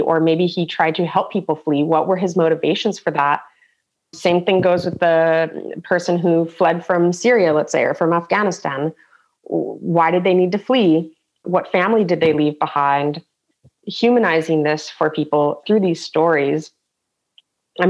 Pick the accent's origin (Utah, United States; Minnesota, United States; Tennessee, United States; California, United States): California, United States; San Diego; now in Germany; as an American coming from this multi-culti, like a melting pot of San Diego, where we had people from China, India, Mexico